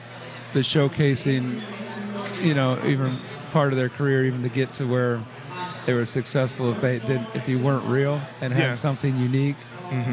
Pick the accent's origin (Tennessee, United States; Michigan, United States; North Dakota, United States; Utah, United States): Michigan, United States; Detroit; born and raised on Woodward Avenue